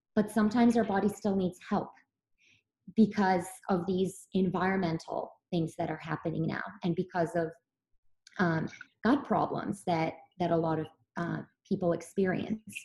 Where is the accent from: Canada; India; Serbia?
Serbia; Belgrade; moved away; I grew up in Serbia really was um, there were farmers farmers markets every day in um, Belgrade where I lived